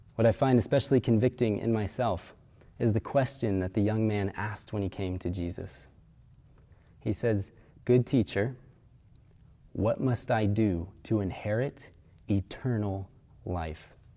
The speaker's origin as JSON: {"language": "English", "region": "Kansas", "country": "United States", "said": "I'm from Kansas"}